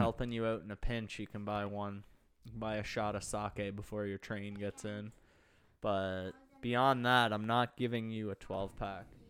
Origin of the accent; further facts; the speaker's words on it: Pickering, Ontario, Canada; my hometown of Pickering, Ontario